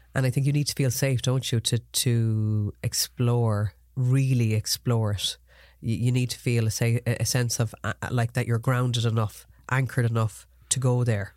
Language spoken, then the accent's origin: English; Ireland; as Irish people